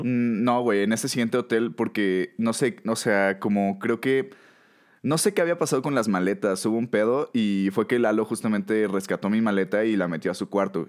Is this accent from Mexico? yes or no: yes; Mexico